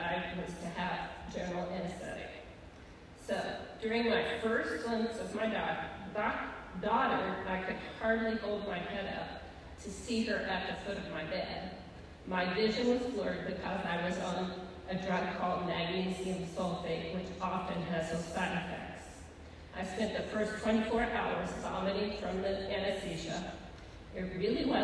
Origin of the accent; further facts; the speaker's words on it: Mexico, Missouri, United States; moved away as an adult; also born or lived in Fayette, Missouri / Warrensburg, Missouri; we moved to Warrensburg from my hometown of Mexico, Missouri, so he could finish his degree